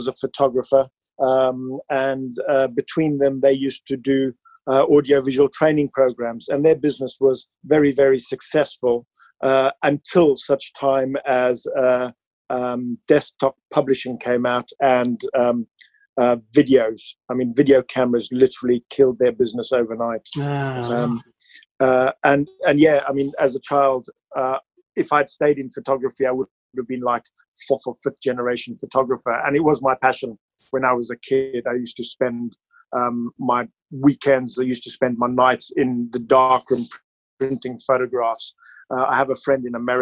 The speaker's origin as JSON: {"language": "English", "region": "Gauteng", "country": "South Africa", "tie": "born or raised there", "moved": "yes", "lives_now": "Kidderminster, United Kingdom", "said": "I now live in Kidderminster near Birmingham, but originally from South Africa. So I had my childhood in South Africa"}